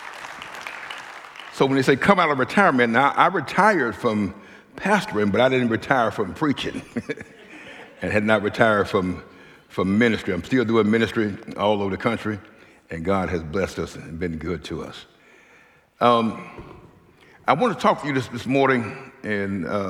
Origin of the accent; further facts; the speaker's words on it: Mississippi, United States; moved away as an adult; also born or lived in Minneapolis; now in Rochester, United States; So we are originally from Mississippi, but actually been in Rochester for some 22 years